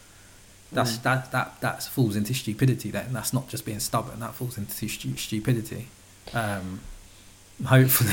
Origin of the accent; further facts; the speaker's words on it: United Kingdom; I'm British